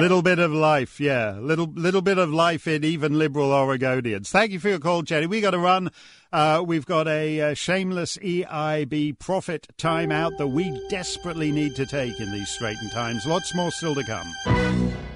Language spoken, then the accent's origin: English; Canada; also born or lived in northern New Hampshire; now in New Hampshire, United States; I'm a Canadian who lives in northern New Hampshire